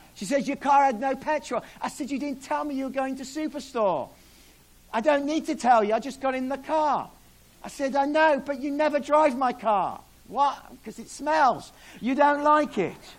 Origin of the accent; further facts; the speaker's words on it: Australia; moved away; I'm Australian.